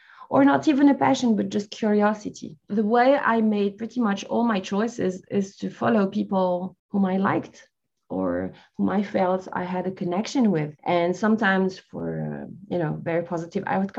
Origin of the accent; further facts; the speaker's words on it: France; also born or lived in Algeria; I was born in Algeria, in North Africa, and raised in France.